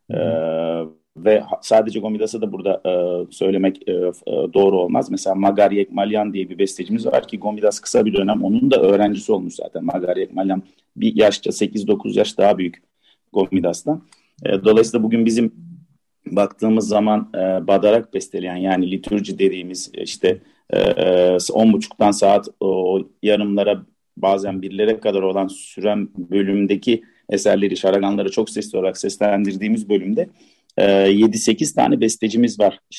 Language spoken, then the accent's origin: Turkish; Istanbul, Turkey; born there; E, ben 69 doğumluyum İstanbul.